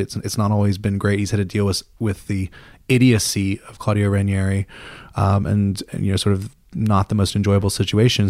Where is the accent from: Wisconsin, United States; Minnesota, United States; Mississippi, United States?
Mississippi, United States; moved away as an adult; also born or lived in England; growing up in Mississippi